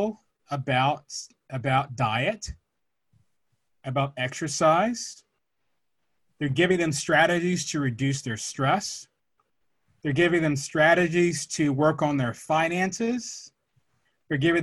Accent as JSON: {"language": "English", "town": "Atlanta", "region": "Georgia", "country": "United States", "tie": "born or raised there", "said": "I grew up in Atlanta"}